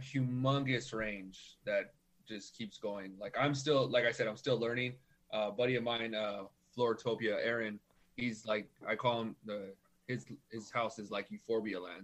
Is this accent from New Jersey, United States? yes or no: no; Norwalk, California, United States; now in Whittier, United States; I grew up in Norwalk, and then I moved to Whittier about 2011